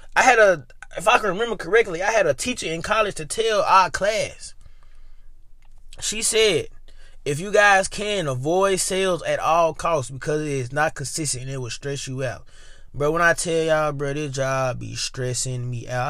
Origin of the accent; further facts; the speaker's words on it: Memphis, Tennessee, United States; moved away as an adult; now in Ohio, United States; I am from Memphis